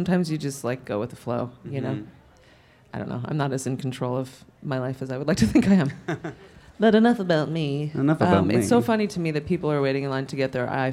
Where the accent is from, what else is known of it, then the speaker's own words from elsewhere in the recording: New York City, New York, United States; I grew up in New York City and I was exposed to theater